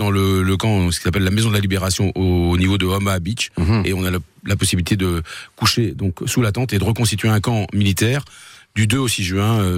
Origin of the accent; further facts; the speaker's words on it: Saint-Lô, Normandy, France; now in Sarthe, France; je suis né un petit peu, dans, euh, je suis né un peu sur les plages de débarquement parce que effectivement, je suis né à Saint-Lô.